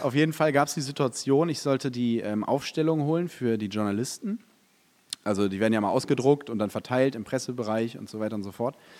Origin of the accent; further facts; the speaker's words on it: Detmold, North Rhine-Westphalia, Germany; ich bin in Detmold groß geworden